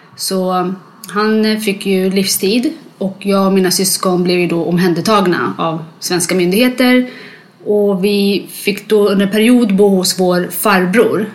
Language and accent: Swedish; Sweden; born or raised there; also born or lived in Libya / Eritrea